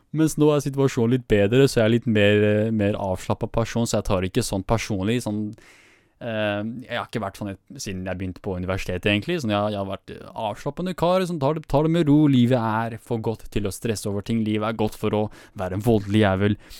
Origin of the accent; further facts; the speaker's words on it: Vestby, Akershus, Norway; jeg er fra Vestby